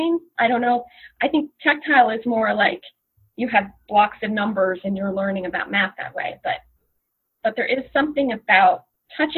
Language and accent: English; Long Branch, New Jersey, United States; I grew up in Long Branch, New Jersey, and there is a little lake there.